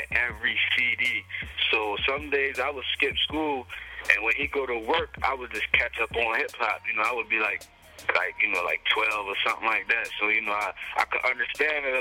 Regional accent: Cambridge, Maryland, United States; I'm from Cambridge, Maryland, a small town in Maryland.

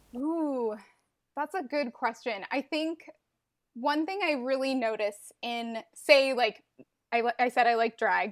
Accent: Montreal, Quebec, Canada; I am from Montreal, Quebec, in Canada

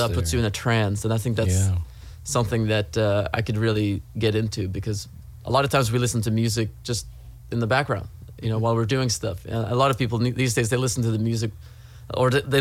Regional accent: Trondheim, Trøndelag, Norway; moved away as an adult; now in Los Angeles, United States; I'm from Norway, first of all. I'm from the third largest city of Norway, which is Trondheim

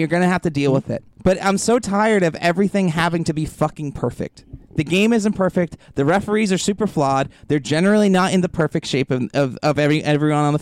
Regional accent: Lynn, Massachusetts, United States; I'm from Lynn

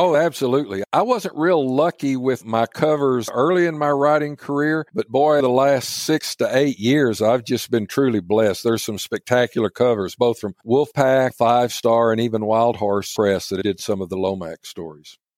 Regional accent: Midland, Texas, United States; growing up in West Texas

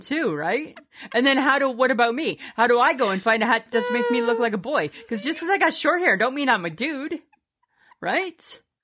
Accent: Canada; we're Canadian.

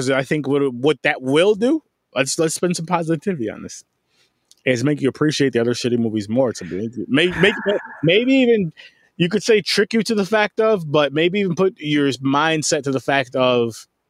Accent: New York, United States; And we're from New York. Us three here are from New York

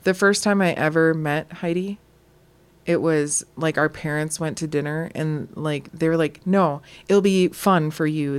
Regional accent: Wisconsin, United States; We're from Wisconsin.

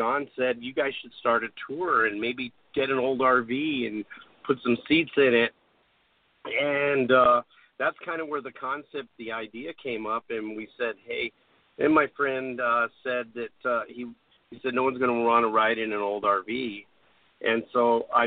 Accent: Albuquerque, New Mexico, United States; growing up in Albuquerque

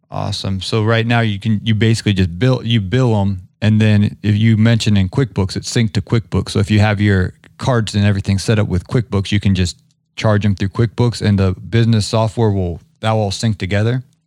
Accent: Ohio, United States; now in Atlanta, United States; I grew up in Ohio, so I'm a big Big Ten guy. I live down here in Atlanta

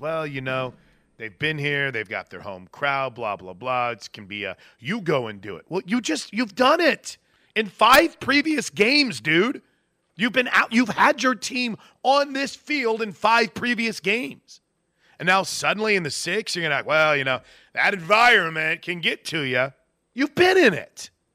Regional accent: Wood River, United States; moved away as an adult; now in Oklahoma, United States; my hometown

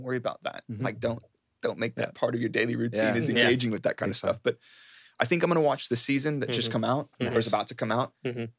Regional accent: Dallas, Texas, United States; moved away as an adult; now in United Kingdom; I grew up in Texas, in mm-hmm. Dallas, mm-hmm. and I didn't leave Dallas until I moved to the UK in 2010.

